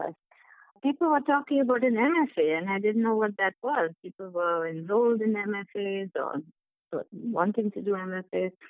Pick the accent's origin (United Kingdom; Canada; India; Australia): India; Kolkata, West Bengal; moved away as an adult; also born or lived in Mumbai / Chicago; now in United States; I'm from India, as you know. I was born in Mumbai, but my father got a job in Calcutta soon after, so we moved there. And so I lived there for a better part of my life, and I was educated there